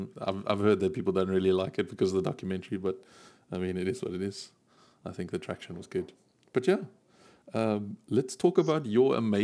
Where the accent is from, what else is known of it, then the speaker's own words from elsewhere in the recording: South Africa; now in United Kingdom; Yeah, we're both South African. We're still South African. We got the citizenship